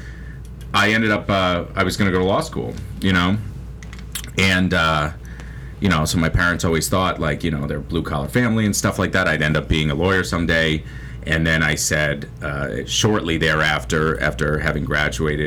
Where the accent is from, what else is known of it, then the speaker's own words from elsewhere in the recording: New England, United States; we grew up in New England, and we didn't grow up super privileged